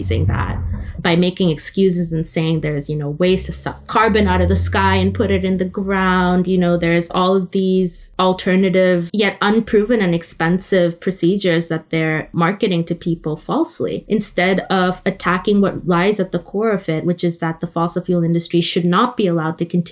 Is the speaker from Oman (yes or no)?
yes; Oman; also born or lived in India; now in London, United Kingdom; I was raised in the Middle East in Oman